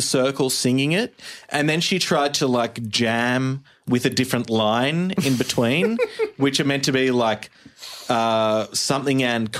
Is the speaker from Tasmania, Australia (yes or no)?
no; Sydney, New South Wales, Australia; from Sydney, Australia.